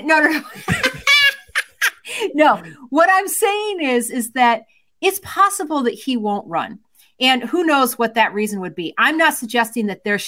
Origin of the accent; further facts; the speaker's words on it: Michigan, United States; moved away; I don't live there now, but that's my home stomping grounds.